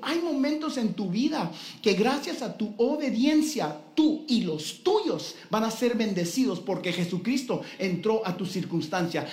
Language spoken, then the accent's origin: Spanish; Guatemala; como buen guatemalteco